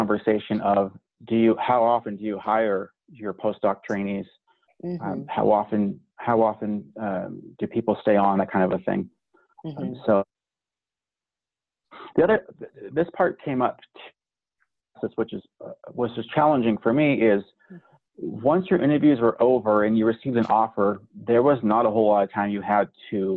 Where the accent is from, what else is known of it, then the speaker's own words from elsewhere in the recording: California, United States; moved away as an adult; also born or lived in North Dakota / Montana / Akron, Ohio; now in Wyoming, United States; I'm from California